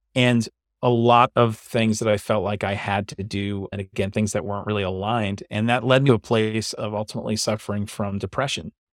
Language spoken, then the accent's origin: English; New York City, New York, United States; moved away as an adult; also born or lived in Long Island; now in New Jersey, United States; I grew up in New York and Staten Island, and I've pretty much stayed around this area. I was on Staten Island for most of my life